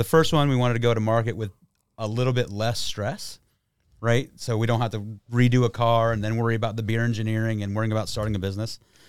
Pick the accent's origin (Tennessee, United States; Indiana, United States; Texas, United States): Texas, United States; also born or lived in Detroit; Moved to Texas when I was 8 and grew up in South Texas. Work brought me here.